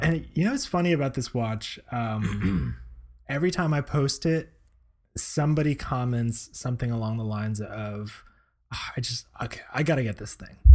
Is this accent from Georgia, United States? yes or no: no; Florida, United States; now in Seattle, United States; proud to be a Florida boy at heart